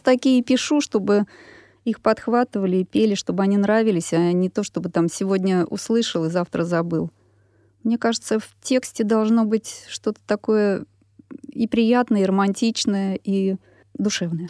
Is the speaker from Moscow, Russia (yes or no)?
yes; Moscow, Russia; Я москвичка, родилась на Красной Пресне. Жила там до шести лет, потом переехали в Тушинский район, и по сей день живу сейчас там с семьей